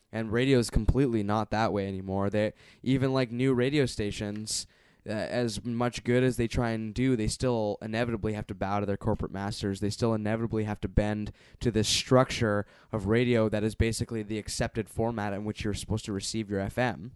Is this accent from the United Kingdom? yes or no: no; Canada; as a Canadian viewer